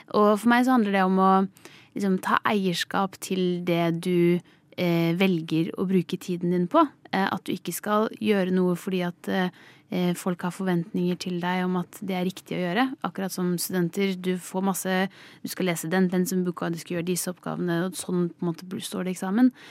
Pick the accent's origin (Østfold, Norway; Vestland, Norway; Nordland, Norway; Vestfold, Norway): Østfold, Norway; Skiptvet; Jeg kommer fra Østfold, Skiptvet, en liten kommune i Østfold. Jeg vokste opp på gård